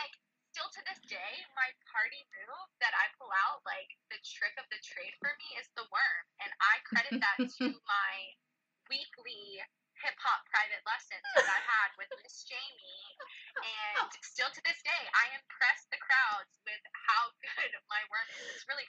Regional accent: Memphis, Tennessee, United States; So, unfortunately, but fortunately, my family moved to Birmingham. I was originally from Memphis, Tennessee

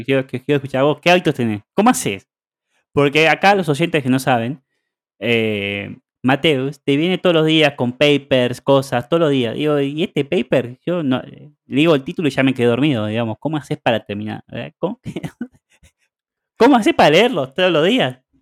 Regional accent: Argentina; now in Barcelona, Spain; yo como vengo de Argentina

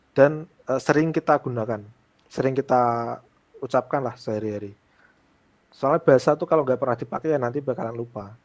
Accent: Pati, Central Java, Indonesia; di desaku, aku a, aslinya Pati di Jawa Tengah

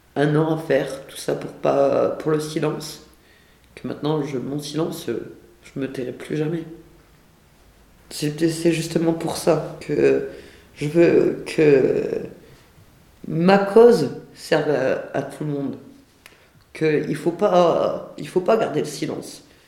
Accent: the North, France; moved away as an adult; now in Lyon, France; je viens du Nord

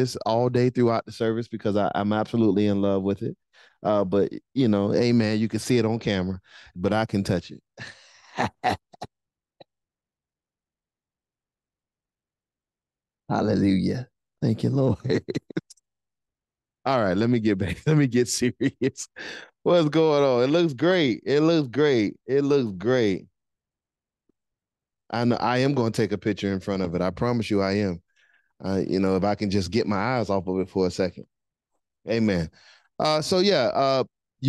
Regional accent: Miami, Florida, United States; now in Jacksonville, United States; I'm from Miami

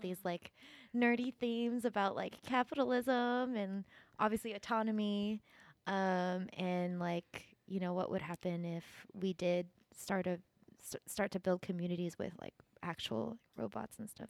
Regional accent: California, United States; I grew up in California

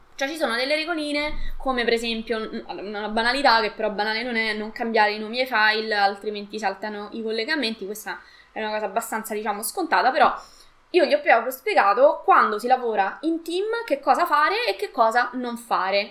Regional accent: Latina, Lazio, Italy; io eh, sono di Latina

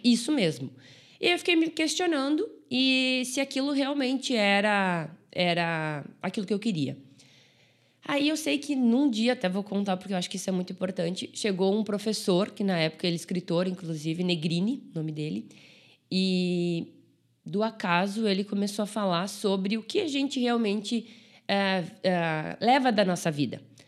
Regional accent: Brazil; eu sou de, de Caxias

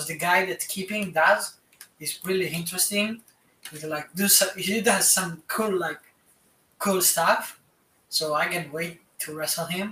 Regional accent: Italy; my mom found, like, a wrestling school near my hometown

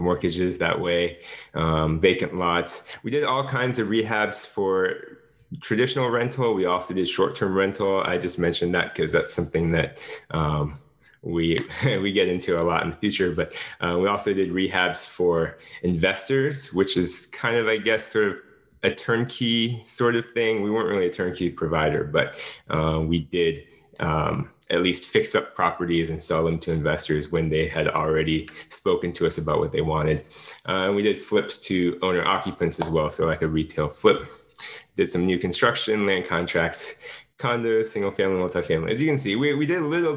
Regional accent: Jacksonville, Florida, United States; I started a company with my wife in 2013 in Jacksonville, Florida. This is my hometown

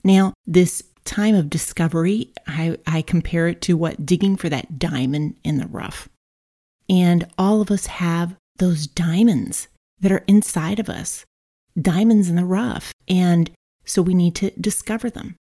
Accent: Brazil; I was raised in Brazil

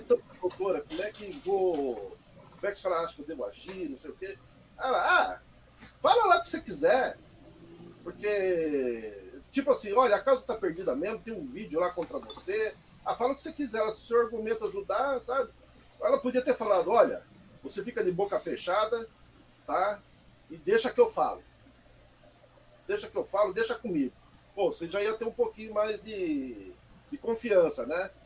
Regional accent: Mogi das Cruzes, São Paulo, Brazil; Eu nasci aqui mesmo, Mogi das Cruzes, cara. Né? Sou mogiano da Gema

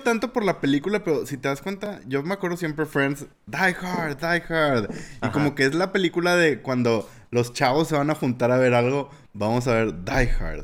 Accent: Mexico; como mexicano

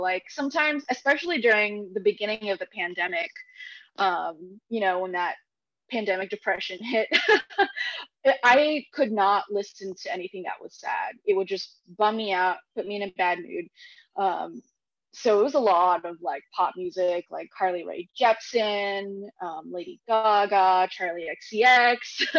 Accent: Philippines; I think in the Filipino culture, I'm Filipino, by the way, there's a lot of karaoke

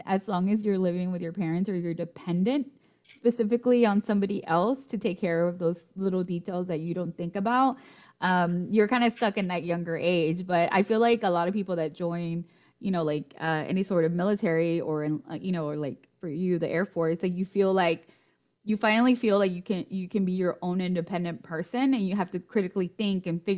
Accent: Mexico; also born or lived in United States; growing up in Mexico, they always emphasize for me, since I was born in the US, they always emphasize, my parents did, to speak fluently in Spanish and to not lose that.

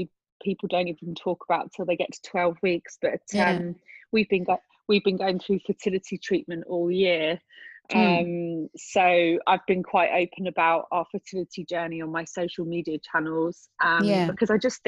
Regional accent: England, United Kingdom; I grew up in England in a small town

